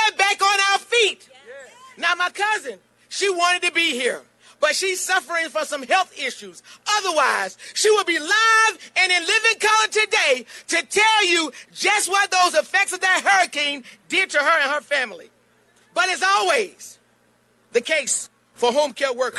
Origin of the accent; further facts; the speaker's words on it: Burgaw, North Carolina, United States; I'm from Burgaw, North Carolina